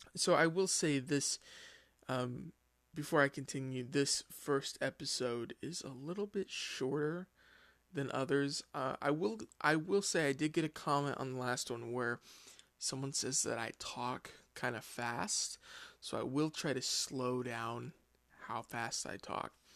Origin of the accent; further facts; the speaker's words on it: United States; I'm from the United States